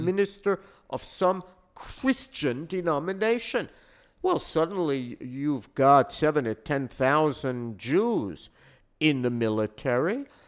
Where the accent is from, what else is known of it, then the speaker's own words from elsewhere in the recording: United States; I grew up in the United States